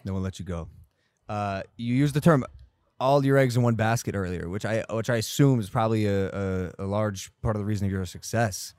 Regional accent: Ohio, United States; I'm from Ohio

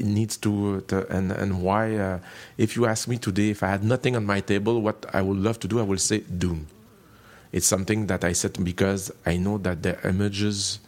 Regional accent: Canada; I'm French Canadian, which means that my culture is European

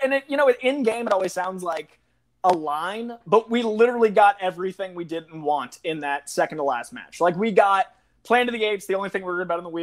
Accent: Boston, Massachusetts, United States; I'm from Boston

